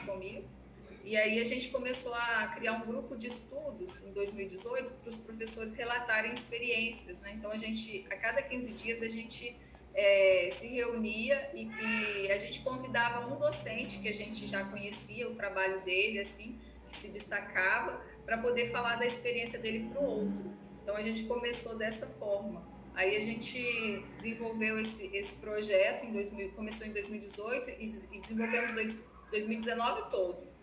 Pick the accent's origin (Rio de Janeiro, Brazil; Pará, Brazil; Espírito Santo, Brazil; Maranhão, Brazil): Espírito Santo, Brazil; Muniz Freire; also born or lived in Alegre; sou natural de Muniz Freire, estou aqui no sul do estado